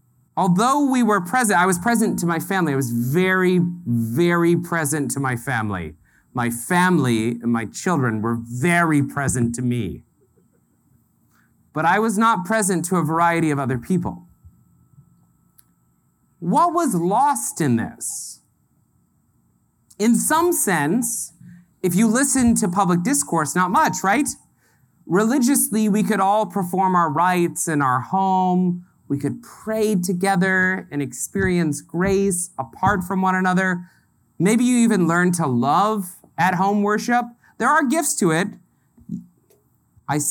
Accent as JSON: {"language": "English", "region": "the South", "country": "United States", "tie": "born or raised there", "moved": "yes", "lives_now": "Indiana, United States", "said": "I grew up in the South"}